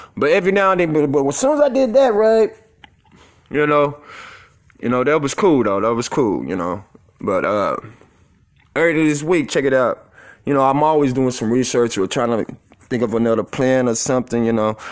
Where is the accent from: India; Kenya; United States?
United States; Tulsa, Oklahoma; I'm from Tulsa, Oklahoma